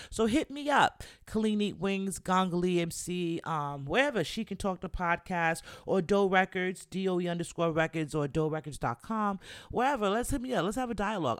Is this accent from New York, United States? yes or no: yes; New York City, New York, United States; even though I'm from the Bronx